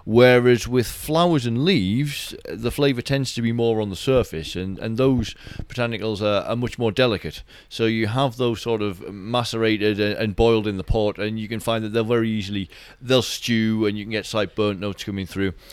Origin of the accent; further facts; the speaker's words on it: Durham, North East England, United Kingdom; moved away as an adult; now in Edinburgh, United Kingdom; this is my hometown in Durham, uh, Northeast England.